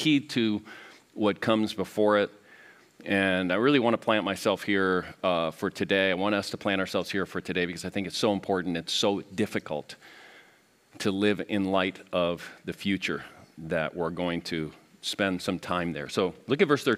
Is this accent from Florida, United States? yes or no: yes; Miami, Florida, United States; moved away; I grew up in Miami area